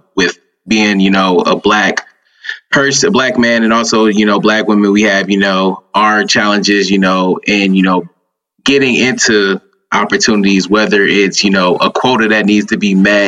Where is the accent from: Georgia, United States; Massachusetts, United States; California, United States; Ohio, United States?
Ohio, United States; Cleveland; moved away as an adult; also born or lived in Detroit, Michigan; I'm originally from Cleveland, Ohio